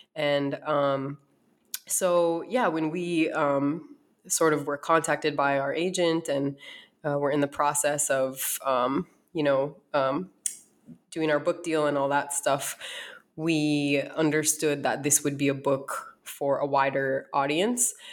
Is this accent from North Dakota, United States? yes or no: yes; North Dakota, United States; moved away as an adult; also born or lived in East Coast; now in Arizona, United States; I uh, was born and raised in North Dakota